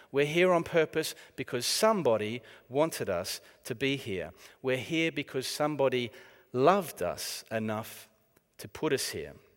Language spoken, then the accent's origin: English; Australia; moved away as an adult; now in United Kingdom; it is from the, uh, former prison colony of Australia that I hark